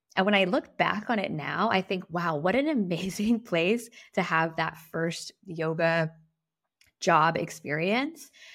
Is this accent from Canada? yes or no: no; Guam; moved away as an adult; also born or lived in San Diego / San Francisco / Amsterdam; I was raised on Guam. I moved to San Diego for college